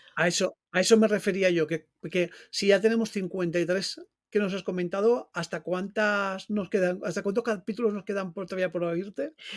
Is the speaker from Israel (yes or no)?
no; Valencian Community, Spain; yo soy valenciano